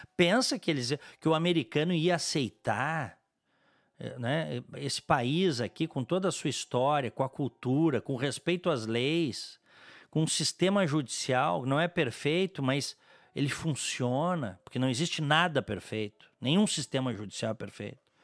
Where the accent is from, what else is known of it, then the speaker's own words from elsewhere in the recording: Brazil; como brasileiro, como cidadão